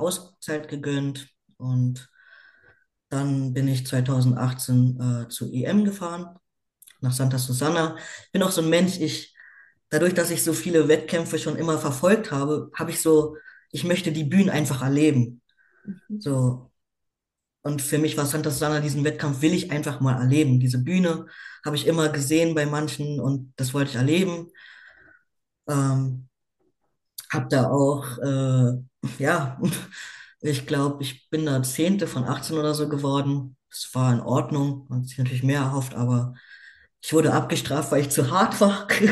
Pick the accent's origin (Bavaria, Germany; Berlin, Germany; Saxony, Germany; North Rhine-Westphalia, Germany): Berlin, Germany; lebe in Berlin, bin geboren in Berlin und bin 29 Jahre alt.